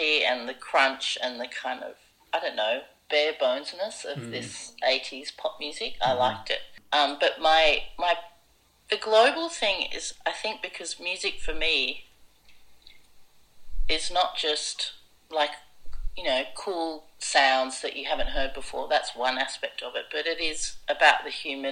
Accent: Surrey, South East England, United Kingdom; moved away; also born or lived in Wimbledon, London; I was born in Wimbledon and grew up in Surrey.

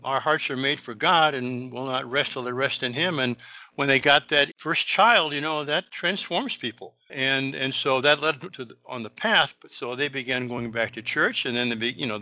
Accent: United States; I grew up in America.

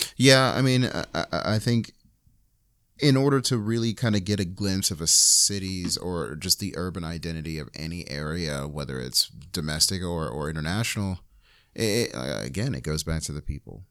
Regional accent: New York, United States; I'm from New York

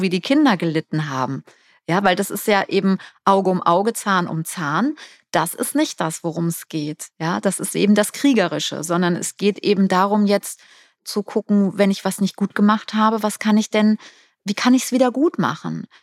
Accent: Germany; wir als Deutsche

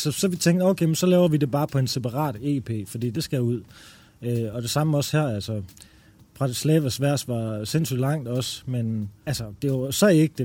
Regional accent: Denmark; also born or lived in Amager, Denmark / Randers, Denmark; jeg er jo faktisk fra Amager og fra Randers

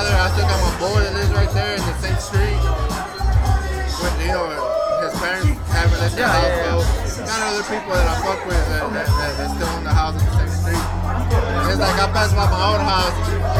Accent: Houston, Texas, United States; I grew up in fucking, I was raised in Second Ward, you know, from fucking Canal to fucking Lina's by Lina's Barbecue, and then Godwin. So that's where I stayed the most, Godwin.

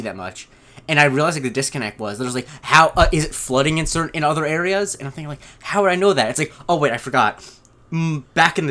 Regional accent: Punta Gorda, Florida, United States; moved away; I grew up in Punta Gorda, Florida

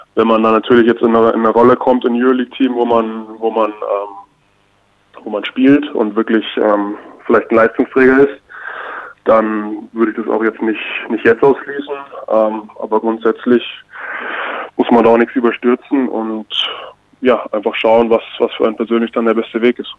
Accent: Bamberg, Bavaria, Germany; moved away; ich bin in Bamberg, also im Bamberger Raum groß geworden, da meine Jugend verbracht

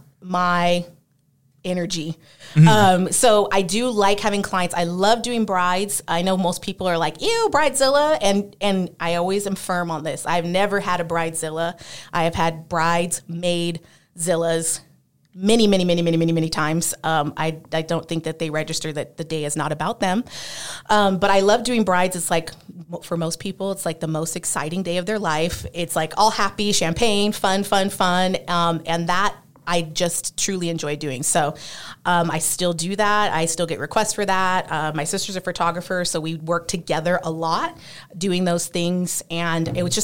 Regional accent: California, United States; also born or lived in Las Vegas, Nevada; I am originally from California

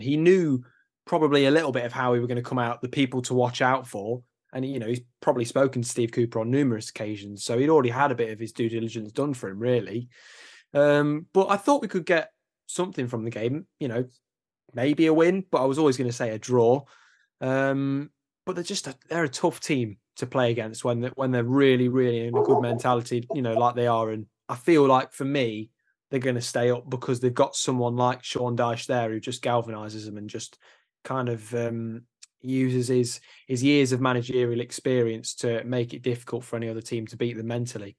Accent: Nottingham, East Midlands, United Kingdom; I'm from Nottingham

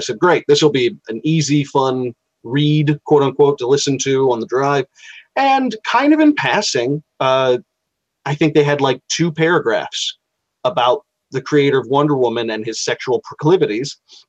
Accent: Savannah, Georgia, United States; I'm from Savannah. At least that's what I say because I'm an Army brat. And I settled down there when I was 23, and my mother and father had met there and got married there.

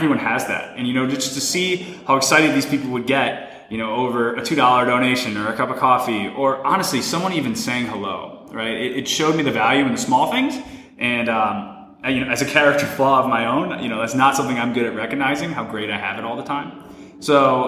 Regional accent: Chicago, Illinois, United States; moved away as an adult; now in New York City, United States; I grew up in Chicago

